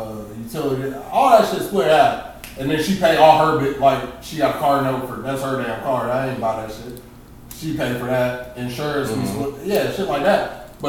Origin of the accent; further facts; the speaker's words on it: Baltimore, Maryland, United States; like I grew up in Baltimore.